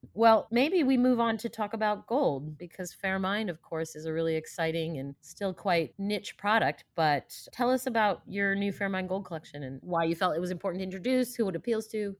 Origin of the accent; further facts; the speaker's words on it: D C area, Maryland, United States; also born or lived in Russia; I emigrated from Russia with my family in the late seventies, but we settled around around the D C area